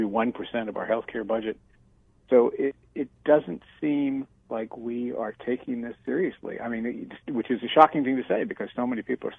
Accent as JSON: {"language": "English", "region": "West Virginia", "country": "United States", "tie": "born or raised there", "moved": "yes", "said": "I am from West Virginia"}